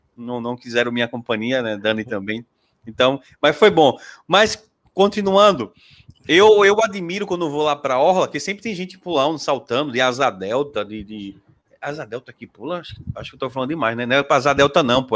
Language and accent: Portuguese; Aracaju, Sergipe, Brazil; Sou daqui de Aracaju